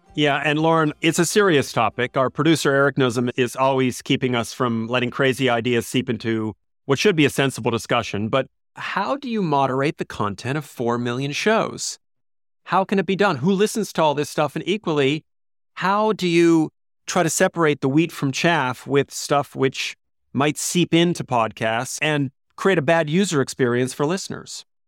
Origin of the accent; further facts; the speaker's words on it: United States; growing up in the States